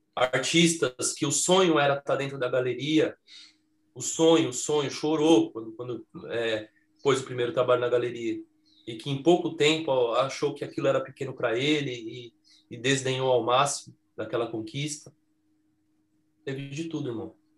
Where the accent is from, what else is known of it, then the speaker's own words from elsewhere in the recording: São Paulo, Brazil; eles moram nessa casa que eu, que eu nasci, que eu cresci lá no Jardim Eliana